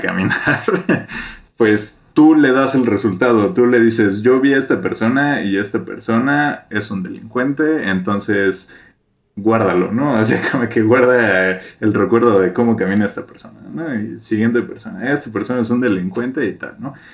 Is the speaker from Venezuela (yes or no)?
no; Mexico; todos somos mexicanos